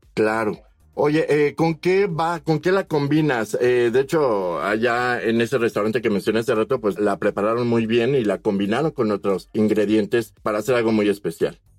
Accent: Mexico; los mexicanos

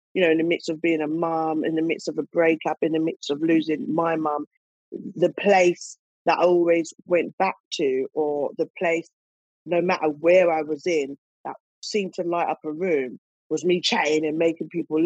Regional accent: United Kingdom; we're British black women

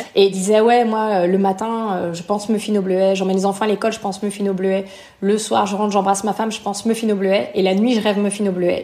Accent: France; moved away as an adult; also born or lived in Canada / United States / Belgium / Malta; je suis française. J'ai vécu ensuite au Canada.

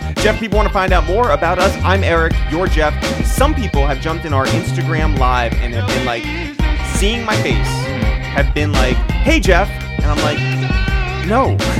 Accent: Taipei, Taiwan; Well, we grew up in Taipei, so yeah, I guess so.

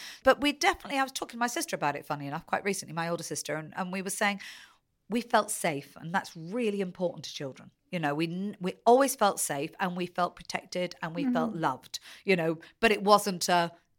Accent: Taunton, South West England, United Kingdom; born there; also born or lived in Essex; Well, I was born in Taunton, but I think I moved away almost immediately. And a total coincidence that I ended up spending a lot of my life there. So I think at the time we were living in Essex.

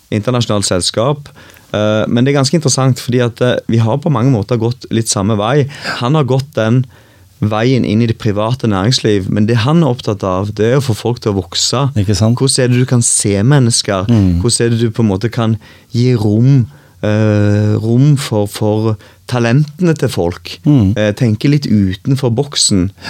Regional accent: Gandal, Rogaland, Norway; moved away; Jeg er fra Gandal

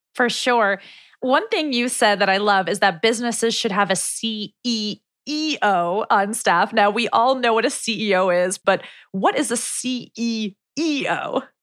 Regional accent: New York City, New York, United States; We both grew up in New York City

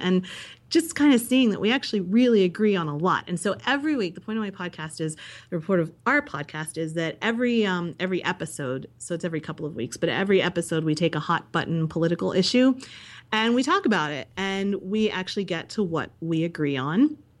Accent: United States; I grew up in Amish country

